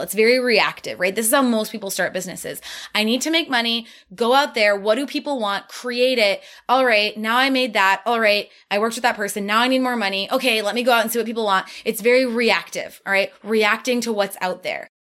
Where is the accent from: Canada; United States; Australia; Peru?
United States; Midwest; I'm from the Midwest, we're hard workers